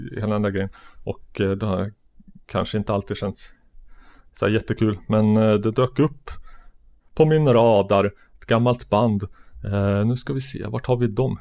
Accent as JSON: {"language": "Swedish", "area": "Sörmland", "region": "Södermanland", "country": "Sweden", "tie": "born or raised there", "said": "jag växte upp på landet i Sörmland"}